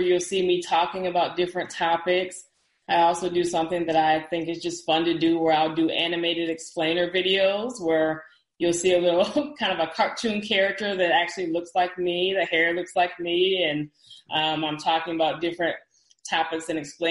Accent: Dallas, Texas, United States; I'm from the Dallas area

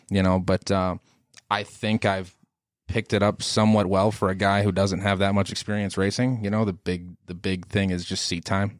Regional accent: Arlington, Minnesota, United States; I'm from Arlington, Minnesota originally, so I grew up around Arlington Raceway.

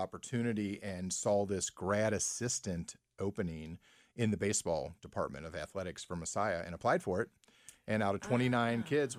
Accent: Mount Healthy, Ohio, United States; Well, originally Mount Healthy.

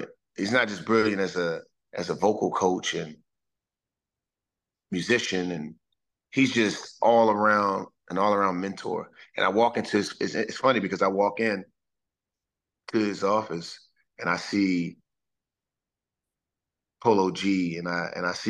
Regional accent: Washington, District of Columbia, United States; I grew up a Commanders fan, and being able to get picked up and play in my backyard, my hometown

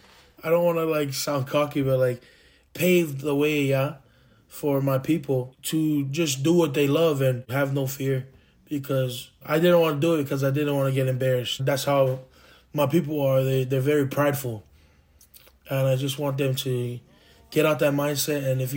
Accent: Hawaii, United States; my dad, he's a Tongan and Samoan. You know, growing up in Hawaii

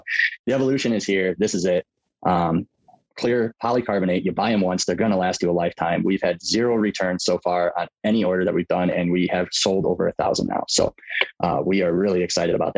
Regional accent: Michigan, United States; also born or lived in Colorado; now in Minnesota, United States; born and raised in Michigan, traveled around, ended up in Minnesota now

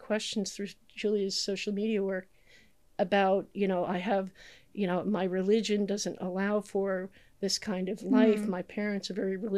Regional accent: New Jersey, United States; moved away as an adult; also born or lived in New York City; now in London, United Kingdom; I grew up in New Jersey and just hopped over the river when I got old enough

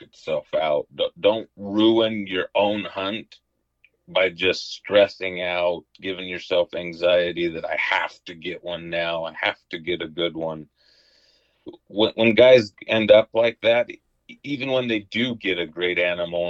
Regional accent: Southwest Utah, United States; I grew up in Southwest Utah most of my life, and so I'm a desert guy.

